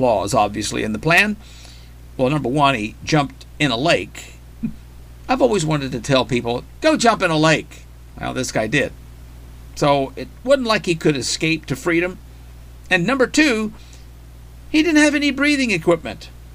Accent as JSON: {"language": "English", "region": "Arkansas", "country": "United States", "tie": "born or raised there", "said": "my home state, in Arkansas."}